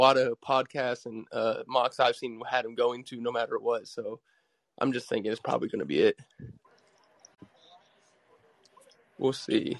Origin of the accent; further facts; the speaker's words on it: Findlay, Ohio, United States; I was born in Finley, and that's where Ben's from